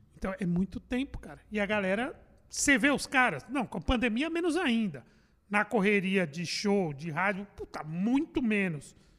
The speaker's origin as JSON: {"language": "Portuguese", "region": "São Paulo", "country": "Brazil", "said": "Sou de São Paulo. bairro de Perus."}